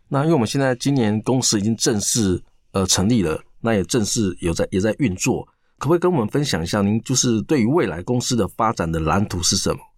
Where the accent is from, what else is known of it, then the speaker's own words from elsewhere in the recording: Taiwan; 我们台湾原住民各民族啊，他都有各自不同的生活文化